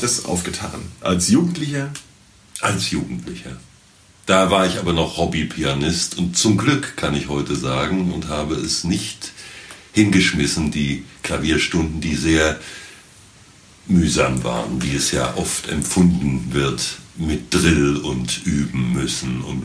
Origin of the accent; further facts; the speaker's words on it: Wiesbaden, Hesse, Germany; ich wohnte als Kind in der Dreispitzstraße mal eine Zeit lang in Sonnenberg